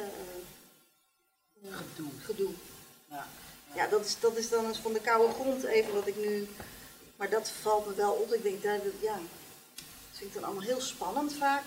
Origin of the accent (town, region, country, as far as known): Nunspeet, Gelderland, Netherlands; born or raised there